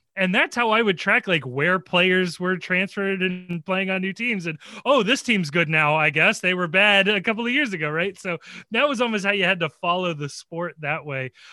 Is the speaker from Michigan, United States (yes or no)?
no; Cincinnati, Ohio, United States; born and raised in Cincinnati. I actually went to college in Cincinnati